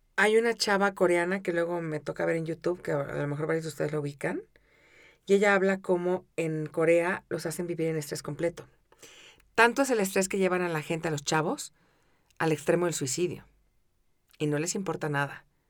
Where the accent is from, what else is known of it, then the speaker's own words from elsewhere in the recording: Mexico City, Mexico; crecí en la Ciudad de México